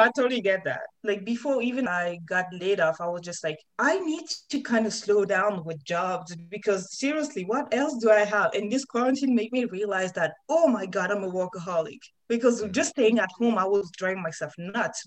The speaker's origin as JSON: {"language": "English", "country": "France", "tie": "born or raised there", "second_language": "English", "moved": "yes", "said": "where I come from, especially growing up in France"}